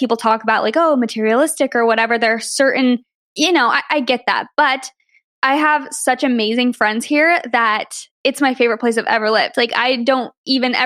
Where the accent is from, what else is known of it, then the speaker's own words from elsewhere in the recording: Arizona, United States; moved away; I'm from Arizona originally